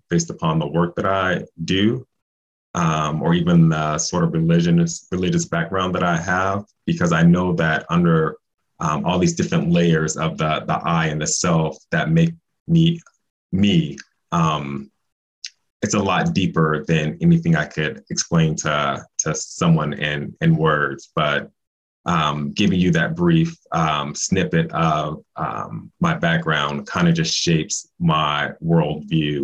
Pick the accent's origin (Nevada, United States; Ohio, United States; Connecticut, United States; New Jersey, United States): Nevada, United States; Las Vegas; I am a Black guy born and raised in Las Vegas, Nevada